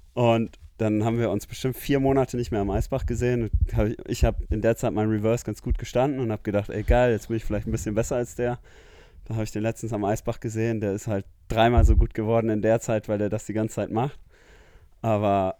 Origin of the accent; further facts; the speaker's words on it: Namibia; moved away as an adult; now in Munich, Germany; ich komme aus Namibia, ähm, bin dort aufgewachsen, wohne jetzt seit zehn Jahren in Deutschland